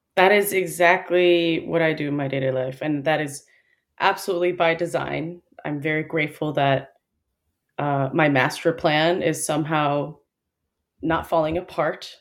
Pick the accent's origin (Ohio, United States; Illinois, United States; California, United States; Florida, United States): Illinois, United States; Chicago; moved away as an adult; also born or lived in Seoul, South Korea / Dallas, Texas; I was born in Chicago, but I did spend a little bit of time with some formative years in Seoul. So I moved there when I was in first grade, and I did just public primary school there